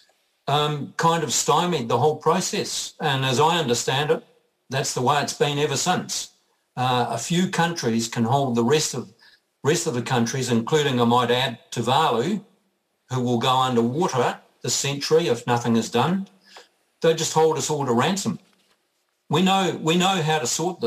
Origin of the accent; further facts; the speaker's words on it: New Zealand; I'm also a Kiwi bloke.